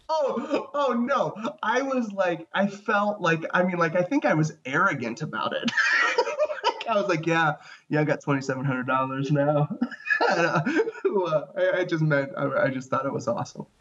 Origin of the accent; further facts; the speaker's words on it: Ohio, United States; moved away as an adult; also born or lived in Chicago; I'm originally from Ohio